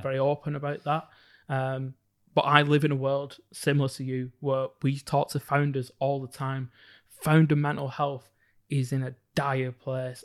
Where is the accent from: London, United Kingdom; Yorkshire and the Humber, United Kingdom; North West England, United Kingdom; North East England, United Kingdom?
North West England, United Kingdom; Bolton; growing up in Bolton's very, very small black community